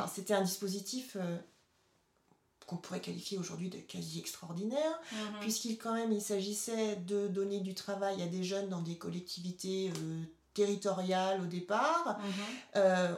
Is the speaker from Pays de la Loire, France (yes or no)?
yes; Cholet, Pays de la Loire, France; born or raised there; moved away